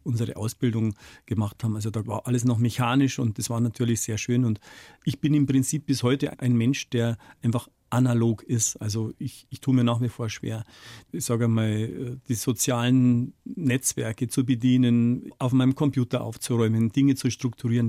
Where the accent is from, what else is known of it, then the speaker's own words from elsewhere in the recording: Bavaria, Germany; als Bayer